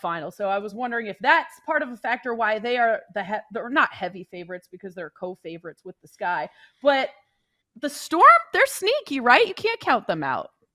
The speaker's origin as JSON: {"language": "English", "town": "Seattle", "region": "Washington", "country": "United States", "tie": "born or raised there", "said": "I grew up in the Seattle area"}